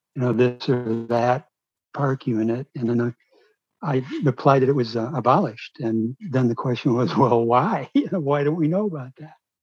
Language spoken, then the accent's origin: English; Michigan, United States; I'm from Michigan.